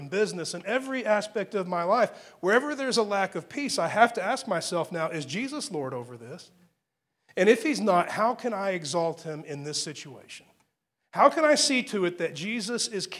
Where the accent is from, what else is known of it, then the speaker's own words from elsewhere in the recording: Texas panhandle, United States; I grew up in the Texas panhandle